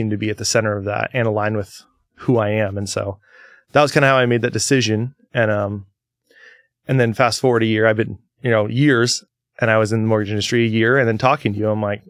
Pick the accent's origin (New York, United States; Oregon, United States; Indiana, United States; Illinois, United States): Oregon, United States; Napa; so I grew up about 14 miles east of Astoria in a town with one blinking yellow light called Napa. Not Napa, California, Napa, Oregon.